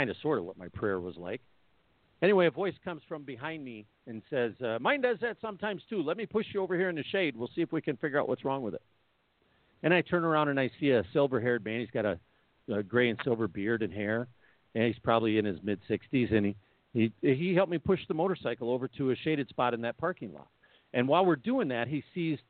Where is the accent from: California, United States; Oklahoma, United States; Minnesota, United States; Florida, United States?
Minnesota, United States; Minneapolis; I'm from Minneapolis